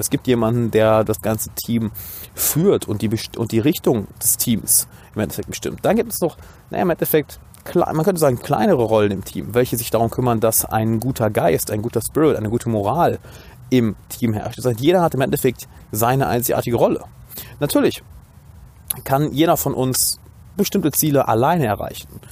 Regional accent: Düsseldorf, North Rhine-Westphalia, Germany; Ich bin gerade, wie man sieht, in meiner Heimatstadt Düsseldorf

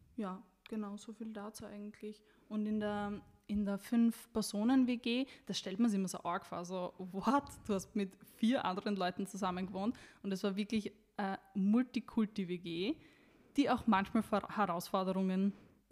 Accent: Styria, Austria; ich komme ja wie du aus der Steiermark

